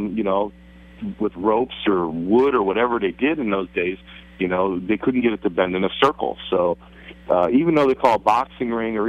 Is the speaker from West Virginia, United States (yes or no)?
no; Hunlock Creek, Pennsylvania, United States; I grew up in Hunlock Creek.